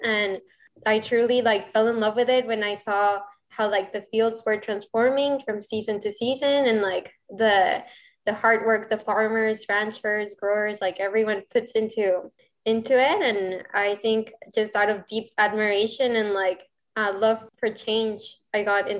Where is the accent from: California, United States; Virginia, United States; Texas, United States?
Texas, United States; Rio Grande Valley; English is a second language; also born or lived in Mexico City, Mexico / Arkansas, United States; So actually, I was born in Mexico City and I moved to the Rio Grande Valley, Texas when I was around 12 years old. And then 5 years later, I moved to Northwest Arkansas, and I lived in Arkansas for about 2 years.